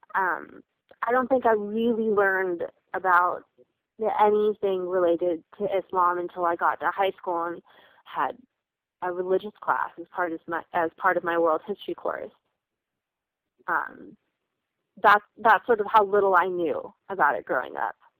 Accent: United States; there was definitely pride in the fact that we were American

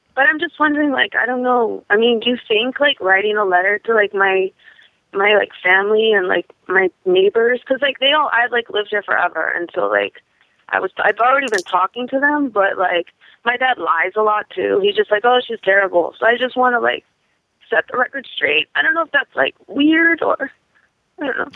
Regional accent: Washington, District of Columbia, United States; I'm from Washington D.C.

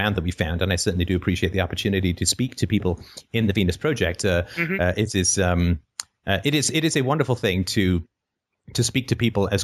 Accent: United Kingdom; I'm British

